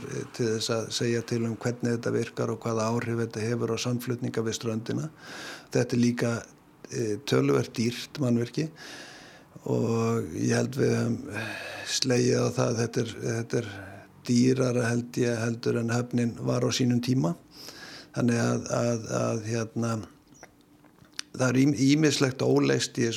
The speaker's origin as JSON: {"language": "Icelandic", "country": "Iceland", "said": "við erum nú Íslendingar eru um það bila allir sérfræðingar í landuhöfn"}